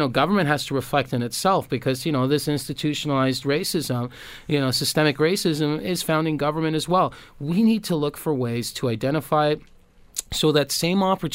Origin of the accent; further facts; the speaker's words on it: Toronto, Ontario, Canada; I grew up in Toronto